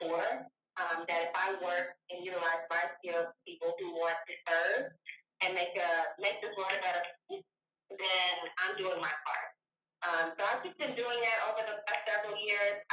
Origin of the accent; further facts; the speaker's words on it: Louisiana, United States; I'm originally from Louisiana.